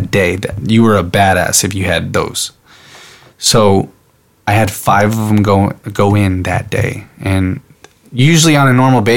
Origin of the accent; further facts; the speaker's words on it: San Antonio, Texas, United States; moved away as an adult; also born or lived in Vancouver, Washington; I'm in Vancouver, Washington, my hometown, San Antonio, Texas